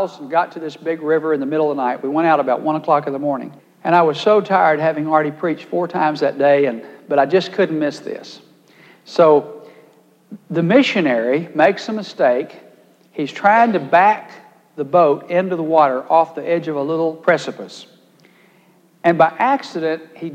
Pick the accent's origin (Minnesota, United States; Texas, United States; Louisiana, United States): Texas, United States; my great weakness as a Texan from a ranch